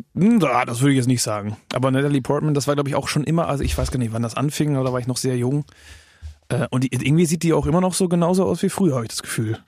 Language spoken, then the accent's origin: German; Germany; als Deutscher, der Englisch singt